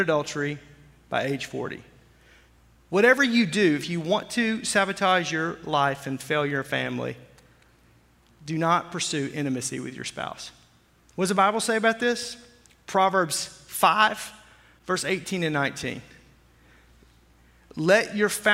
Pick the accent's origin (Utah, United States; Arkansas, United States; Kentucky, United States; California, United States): Arkansas, United States; I grew up in Arkansas.